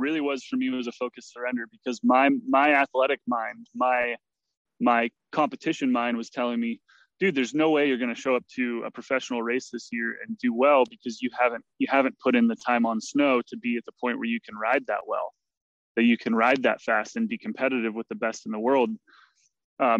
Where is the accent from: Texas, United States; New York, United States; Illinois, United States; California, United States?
California, United States; Mount Shasta; born and raised in Mount Shasta, California